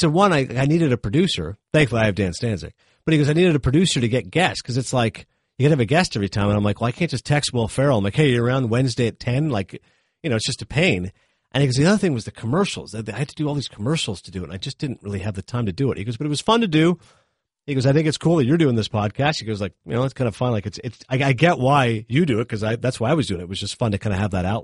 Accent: Toronto, Ontario, Canada; moved away; I'm from Toronto originally.

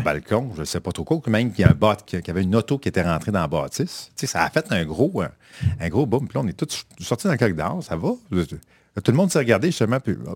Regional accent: Quebec, Canada; also born or lived in Saint-Roch-de-l'Achigan; Que les Québécois, j'ai l'impression qu'on est plus timide là-dedans.

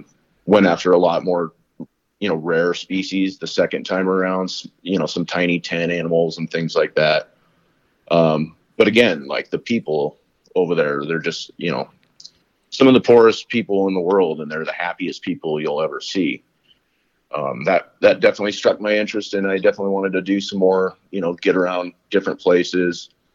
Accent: Colorado, United States; born or raised there

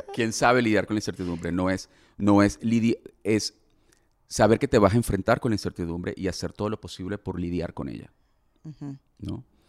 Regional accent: Venezuela; como venezolano

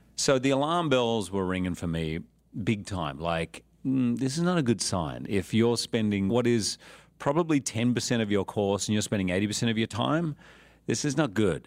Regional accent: Australia; I was born in Australia, but when I was eight, mum left and went back to live in England

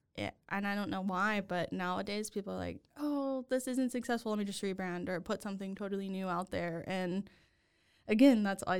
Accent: Louisiana, United States; I grew up in Louisiana. My mom is from Missouri, and my dad's family is from Mississippi. So I grew up thinking I was like a full-blown Cajun in Louisiana.

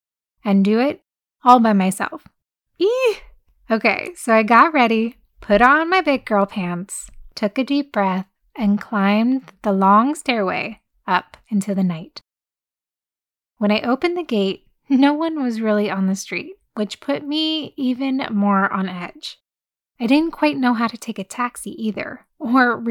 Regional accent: United States

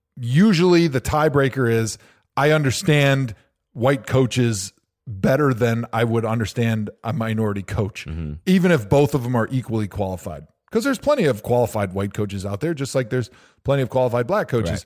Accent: Wisconsin, United States; I grew up in Wisconsin

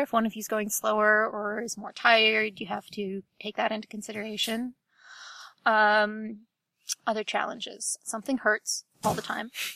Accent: Ohio, United States; now in Ann Arbor, United States; I grew up in Ohio. I currently live in Ann Arbor, Michigan.

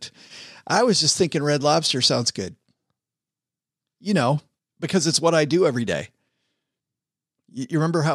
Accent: Texarkana, United States; I go to the one in my hometown

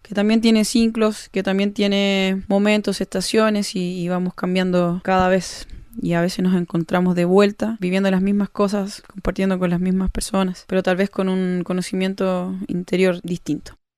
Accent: Chile; also born or lived in Valparaíso; now in Bariloche, Argentina; soy una cantautora chilena. Actualmente estoy viviendo en la ciudad de Bariloche

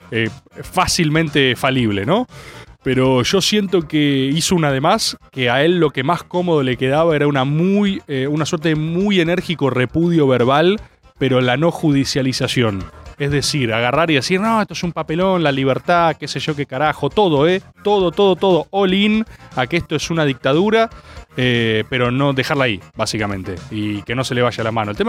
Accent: Buenos Aires, Argentina; Yo no voy a sacar una declaración antiporteño porque yo soy porteño. Yo vivo en la mejor ciudad de este país.

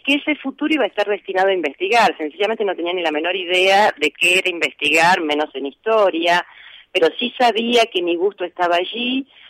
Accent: Rosario, Santa Fe, Argentina; also born or lived in Cañada de Gómez; yo nací en Cañada de Gómez, eh, casi diría de manera casual, porque mi padre estaba en ese momento trabajando allí, eh, pero me vine a vivir a Rosario cuando tenía cuatro meses

